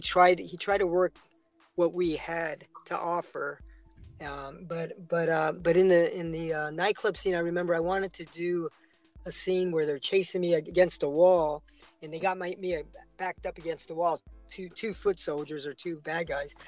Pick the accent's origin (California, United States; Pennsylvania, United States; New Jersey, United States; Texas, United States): California, United States; San Francisco; I was raised in San Francisco, so I was in the Sunset District